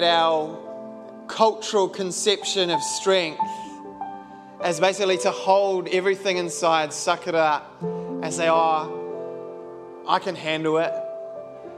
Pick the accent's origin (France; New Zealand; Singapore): New Zealand; being a Kiwi